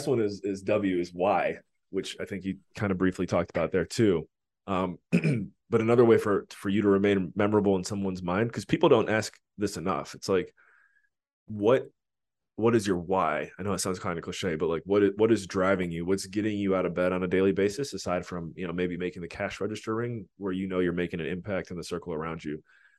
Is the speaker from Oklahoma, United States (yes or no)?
no; Cleveland, Ohio, United States; also born or lived in Washington, D.C.; I'm from Cleveland